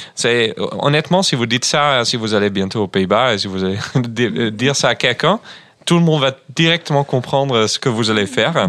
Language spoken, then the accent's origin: French; Groningen, Netherlands; French is a second language; now in France; chez moi, à Groningen, d'où je viens, euh, pour ceux qui n'ont jamais entendu, moi je viens du nord des Pays-Bas